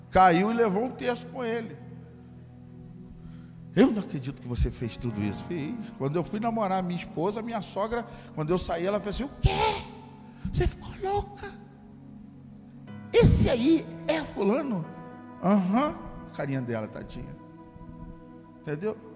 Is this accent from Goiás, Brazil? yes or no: no; Macaé, Rio de Janeiro, Brazil; moved away; Aí eu fui na minha cidade natal, na outra semana, Macaé, cidade do petróleo.